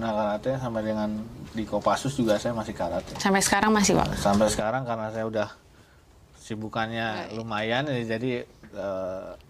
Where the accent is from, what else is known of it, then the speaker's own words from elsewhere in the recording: Purwokerto, Central Java, Indonesia; Saya asal Purwokerto, Jawa Tengah.